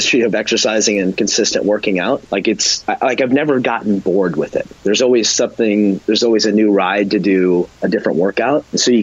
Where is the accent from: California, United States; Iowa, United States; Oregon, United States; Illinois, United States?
Iowa, United States; Farnhamville; moved away; I grew up on a farm in Iowa outside of a very small town of roughly 400 people.